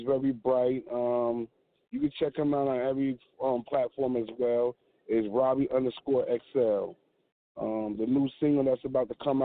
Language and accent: English; Paterson, New Jersey, United States; I'm raised and born in Paterson, New Jersey